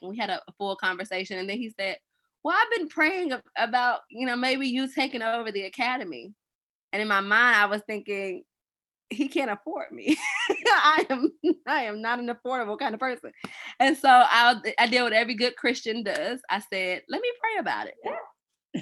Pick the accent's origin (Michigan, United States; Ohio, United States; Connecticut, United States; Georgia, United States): Georgia, United States; Atlanta; now in Nashville, United States; I'm actually from Atlanta